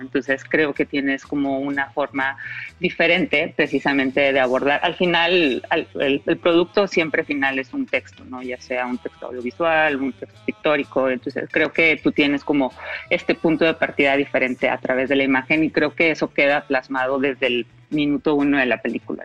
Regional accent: Mexico; yo como mexicana

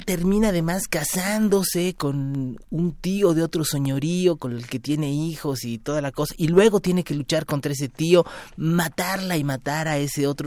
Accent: Mexico; los mexicanos somos algo diferentes

